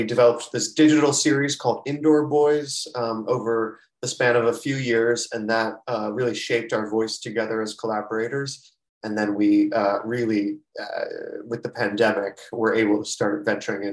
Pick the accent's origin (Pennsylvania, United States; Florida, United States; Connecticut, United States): Florida, United States; also born or lived in New York City; now in Los Angeles, United States; I'm from the South, Florida.